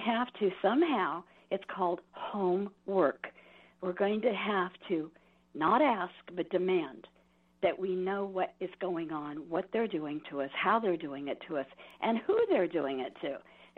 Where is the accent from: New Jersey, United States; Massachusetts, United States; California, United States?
California, United States; I don't come from here. I come from Southern California, then the Bay Area, and then here.